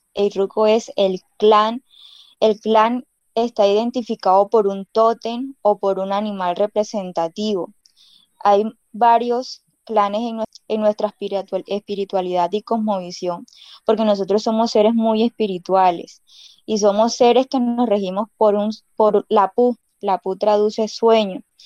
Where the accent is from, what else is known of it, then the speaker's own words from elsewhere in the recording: Uribia, La Guajira, Colombia; first language Wayuunaiki; Spanish is a second language; no hemos olvidado nuestra lengua guayunaqui, que es nuestra lengua materna